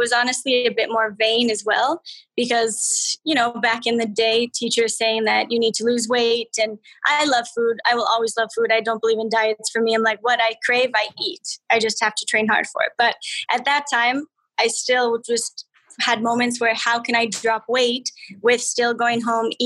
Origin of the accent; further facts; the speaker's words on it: Alberta, Canada; I'm from Alberta.